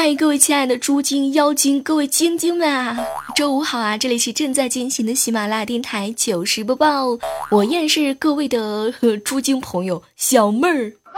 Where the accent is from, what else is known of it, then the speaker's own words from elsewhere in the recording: northern China, China; 都知道我是北方人嘛